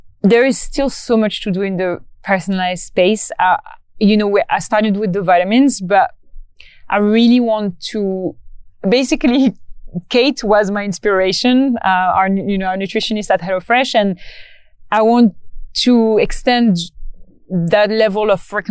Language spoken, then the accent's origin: English; Morocco; moved away; my hometown in Morocco